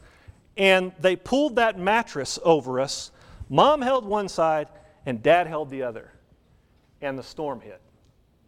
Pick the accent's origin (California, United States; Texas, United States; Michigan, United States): Texas, United States; Wichita Falls; moved away; I grew up in Wichita Falls, up around Wichita Falls